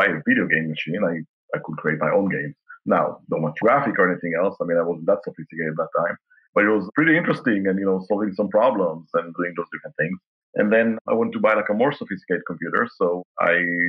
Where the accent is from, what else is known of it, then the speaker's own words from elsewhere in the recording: Israel; now in Kansas City, United States; my dad used to work for the Israeli aircraft industry.